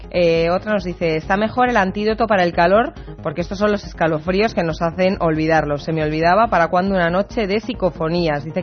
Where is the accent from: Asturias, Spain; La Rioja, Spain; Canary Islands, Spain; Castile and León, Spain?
Asturias, Spain; Gijón; de Gijón.